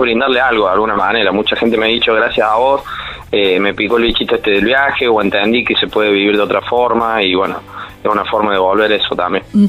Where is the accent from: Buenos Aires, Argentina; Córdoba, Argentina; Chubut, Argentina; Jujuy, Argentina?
Córdoba, Argentina; como buen cordobés bastante sociable